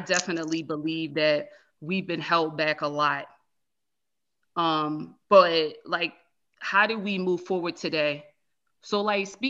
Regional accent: Baltimore, Maryland, United States; I'm from Baltimore City

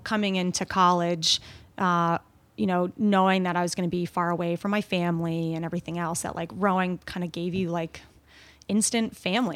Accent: Long Island, New York, United States; also born or lived in Canada / England / Scotland; We lived on Long Island

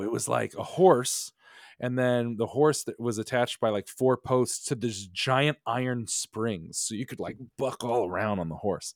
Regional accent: Connecticut, United States; moved away as an adult; also born or lived in New York; growing up in New England

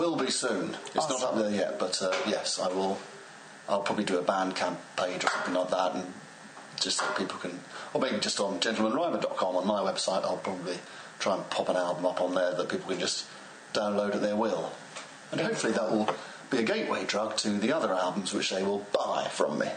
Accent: England, United Kingdom; accent: received pronunciation; I rap in uh, received pronunciation English

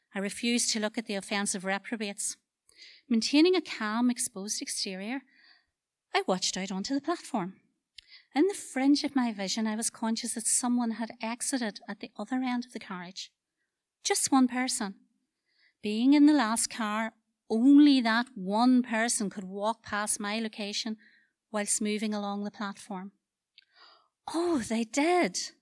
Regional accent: Dungiven, Northern Ireland, United Kingdom; I'm a culture from Dungiven

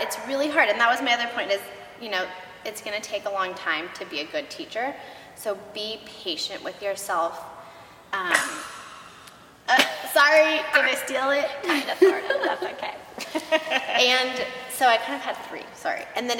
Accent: Texas, United States; Like we're from Texas.

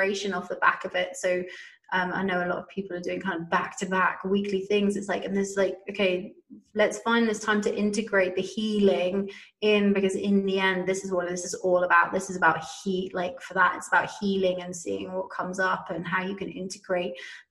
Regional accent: United Kingdom; I'm a Brit. I come from a massive drinking culture

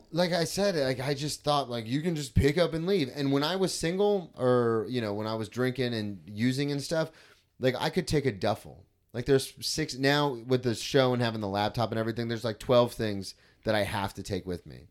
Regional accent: Florida, United States; I grew up in Florida my whole life

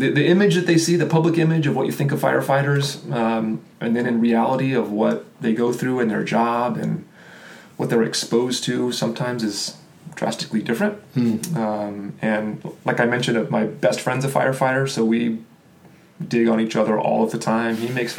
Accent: Austin, Texas, United States; also born or lived in Kansas; I was born in Kansas, right next to Oklahoma. So I am familiar about where Oklahoma is. I jumped over and moved to Texas. Well, I shouldn't say I did. My family did when I was a little kid.

